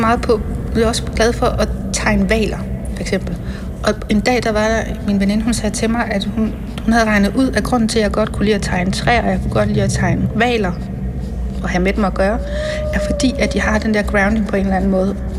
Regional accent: Randers, Central Denmark Region, Denmark; Jeg voksede op i Randers i 70'erne og 80'erne

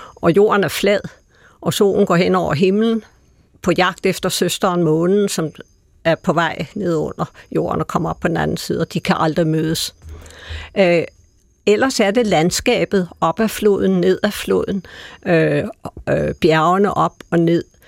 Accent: Denmark; som danskere

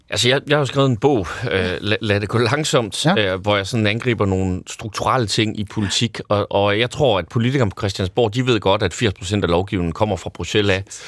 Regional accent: North Jutland, North Denmark Region, Denmark; now in Copenhagen, Denmark; jeg er super nordjyde

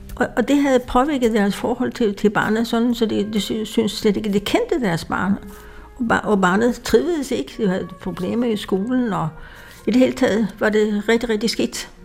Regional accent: Sweden; accent: Swedish; Danish is a second language; now in Denmark; jeg kommer fra Sverige, det kan man høre på min accent

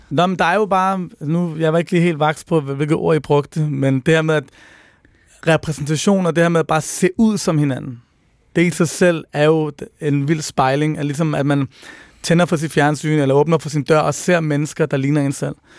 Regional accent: Copenhagen, Capital Region of Denmark, Denmark; der, hvor jeg voksede op, som er på Nørrebro i 90'erne

